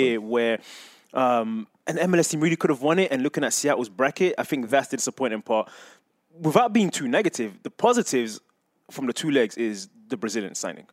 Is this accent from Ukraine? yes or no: no; England, United Kingdom; moved away; I remember growing up in England and watching, being a big fan of Arsenal